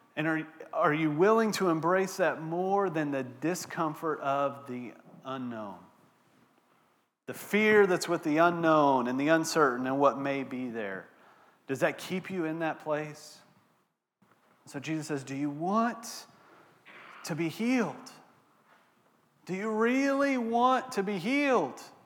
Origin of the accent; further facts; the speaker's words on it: Texas, United States; moved away; I'm from Texas, born and raised in Texas